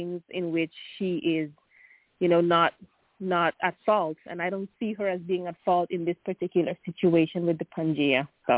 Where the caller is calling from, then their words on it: Sweden; English is a second language; From Sweden.